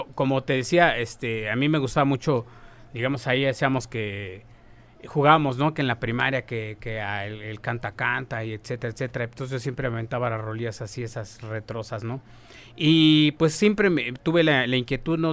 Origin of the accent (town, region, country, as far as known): Tlalnepantla, State of Mexico, Mexico